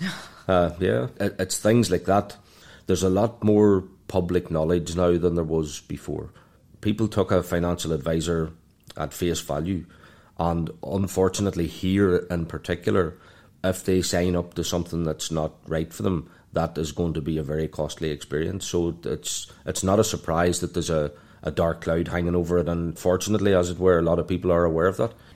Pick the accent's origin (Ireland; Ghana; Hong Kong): Ireland; moved away as an adult; also born or lived in London; now in Dubai, United Arab Emirates; from Ireland